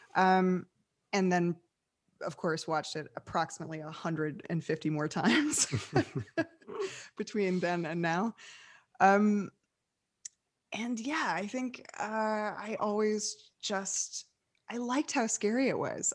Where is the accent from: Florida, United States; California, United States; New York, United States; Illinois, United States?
New York, United States; New York City; moved away as an adult; now in Los Angeles, United States; I'm from New York City originally, uh, came out of the theater world